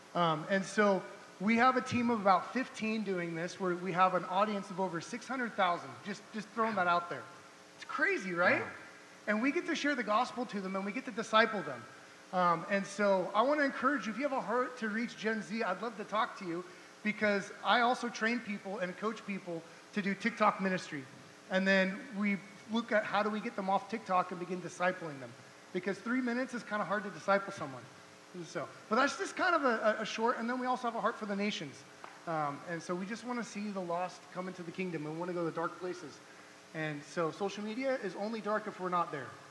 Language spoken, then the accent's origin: English; Orange County, California, United States; also born or lived in San Diego, California / Wichita, Kansas; now in Kansas City, United States; we're originally from Orange County, California